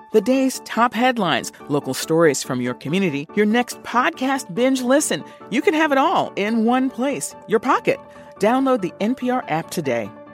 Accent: East Coast, United States; I'm from the East Coast

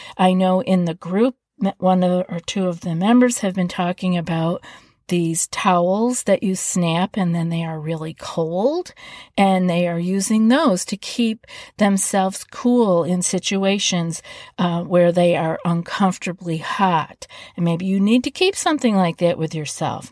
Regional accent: East Coast, United States; moved away; I'm from the East Coast

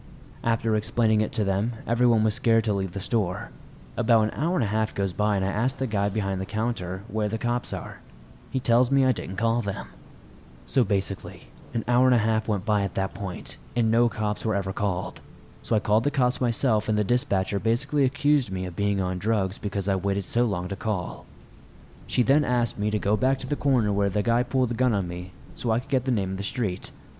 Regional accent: New York, United States; I was not too familiar with the area since I'm from New York

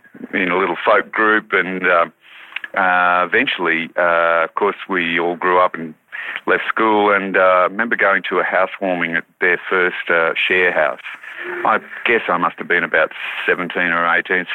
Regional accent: Wauchope, New South Wales, Australia; I was born in Wharhope, which is on the northern New South Wales coast, and my parents lived in a very isolated place in a forestry settlement, 4 houses that were there in Bulangri

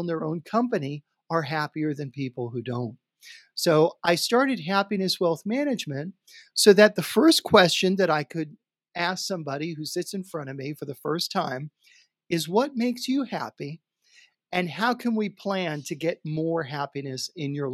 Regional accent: New York City, New York, United States; I grew up in Queens and in Queens, people have finished basements

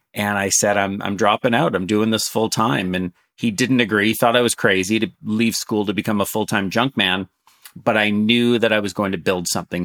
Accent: Canada; also born or lived in San Francisco, United States; I'm, I'm Canadian and I'm, I've been raised mostly in Canada

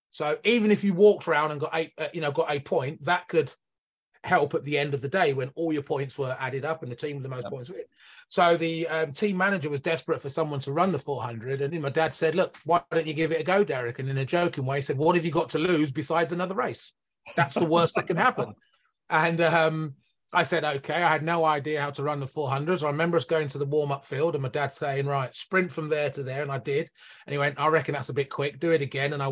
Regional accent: near Northampton, East Midlands, United Kingdom; guy from the United Kingdom, based in the Midlands. I now live in uh, Northampton, which is about an hour north of London. Um, and I was born about 15 minutes away from, uh, from from where I'm living now.

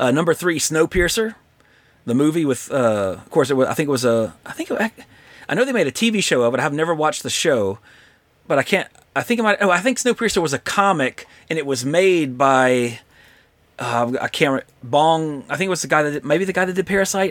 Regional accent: Louisiana, United States; moved away; I'm from Louisiana.

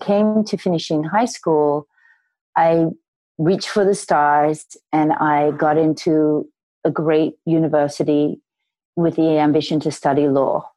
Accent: Sydney, New South Wales, Australia; I grew up in Sydney, Australia

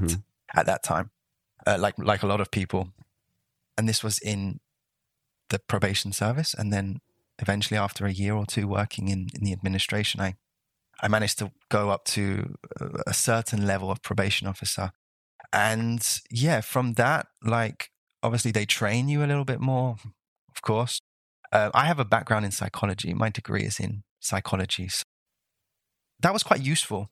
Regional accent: London, United Kingdom; moved away as an adult; also born or lived in Costa Rica; now in Brittany, France; I grew up in London I really don't know what it's like outside of London

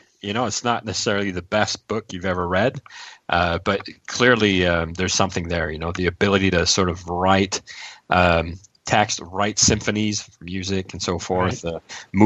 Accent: Montreal, Quebec, Canada; we're from Montreal.

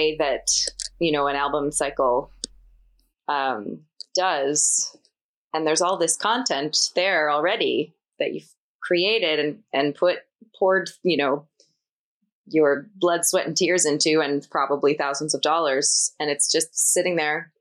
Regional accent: East Coast, Atlantic Canada, Canada; I grew up on the East Coast and grew up watching the ECMAs

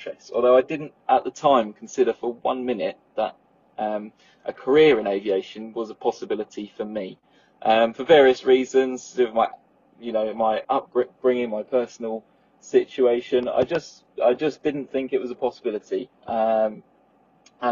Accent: Southend-on-Sea, East of England, United Kingdom; I'm from Southend, home to PTUK's favourite airport

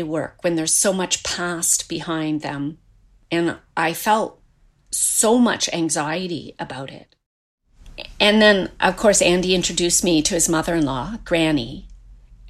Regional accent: Seaside, Nova Scotia, Canada; I was born and raised in Seaside, Nova Scotia.

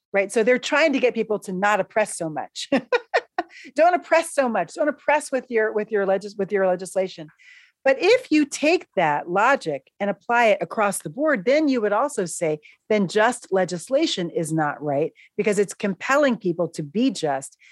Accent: New York City, New York, United States; now in Philadelphia, United States; I'm a New Yorker

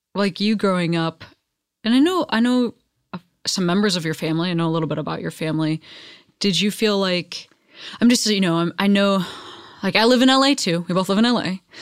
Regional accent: Midwest, United States; now in Los Angeles, United States; growing up in the Midwest

